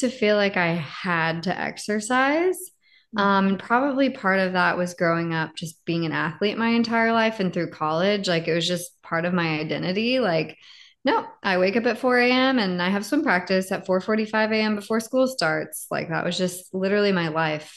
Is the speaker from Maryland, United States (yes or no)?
no; Southern California, United States; moved away as an adult; also born or lived in Texas; I grew up in Southern California